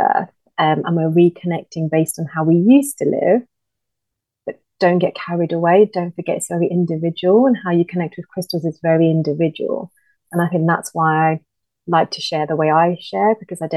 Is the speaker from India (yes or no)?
yes; India; moved away; growing up in India, like with Indian families, like my uncles